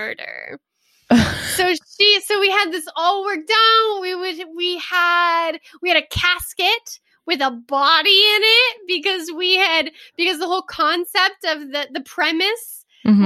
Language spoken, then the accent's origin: English; Southeast Texas, United States; moved away as an adult; now in Italy; I grew up in Texas, just Southeast Texas on the Gulf Coast for 18 years, same house